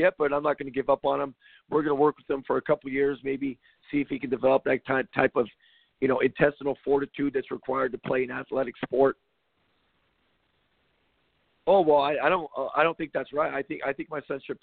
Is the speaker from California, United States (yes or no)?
yes; Compton, California, United States; Growing up in Compton, California, running around like a psycho